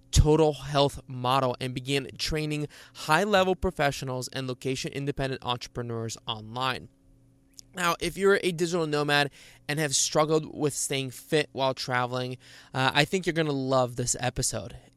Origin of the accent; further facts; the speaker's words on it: Bulgaria; born there; I was born in Bulgaria, and uh, you know, people are always surprised when I don't have an accent.